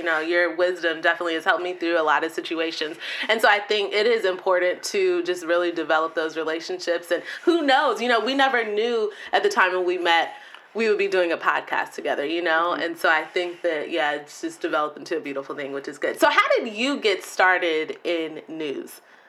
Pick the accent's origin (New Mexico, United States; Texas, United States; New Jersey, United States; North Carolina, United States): Texas, United States; also born or lived in Kansas; I was born in Kansas, but raised in Texas, so I spent the majority of my life in Texas. I'm a true Southern Belle, I like to say.